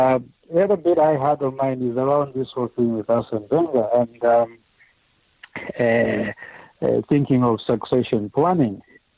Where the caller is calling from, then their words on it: Dunfermline, Scotland, United Kingdom; I'm calling you from Dunfermline in Scotland.